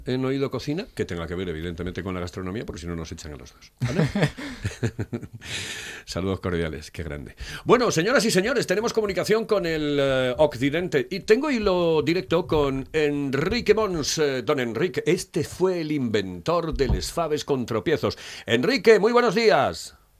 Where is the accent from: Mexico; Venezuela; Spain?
Spain; Oviedo, Asturias; soy de Oviedo